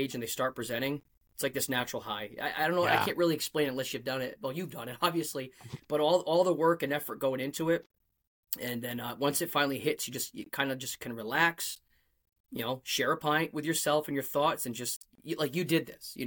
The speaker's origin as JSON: {"language": "English", "region": "Rhode Island", "country": "United States", "also_born_or_lived": "Connecticut", "accent": "Rhode Island", "said": "my Rhode Island accent comes out and I try not"}